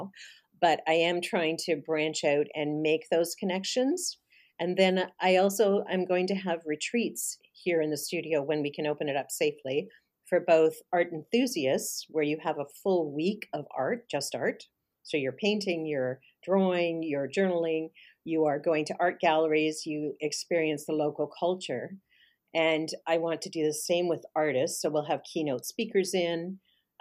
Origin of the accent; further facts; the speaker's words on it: Canada; I'm definitely Canadian. I'm proud to be Canadian